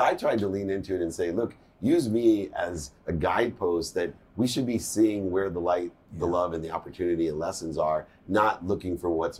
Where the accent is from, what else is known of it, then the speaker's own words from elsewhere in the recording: San Diego, California, United States; I grew up in San Diego